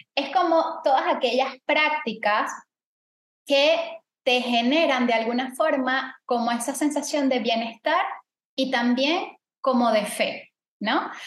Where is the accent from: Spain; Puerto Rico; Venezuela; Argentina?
Venezuela; now in Panama; yo soy venezolana